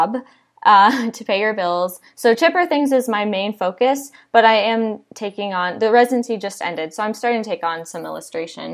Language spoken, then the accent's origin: English; Iowa, United States; now in Austin, United States; I'm from Iowa originally